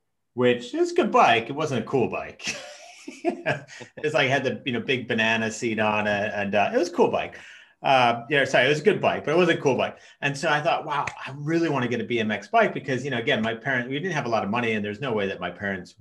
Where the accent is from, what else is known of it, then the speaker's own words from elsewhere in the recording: Chicago, Illinois, United States; I'm half Norwegian, half American, but I grew up in the States in Chicago from the age of five